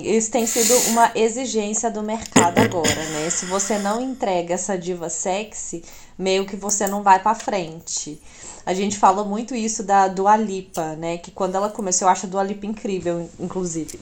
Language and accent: Portuguese; Ibiá, Minas Gerais, Brazil; now in Uberlândia, Brazil; eu sou de Ibiá, que é uma cidade aqui de Minas, próxima, que tem 20 mil habitantes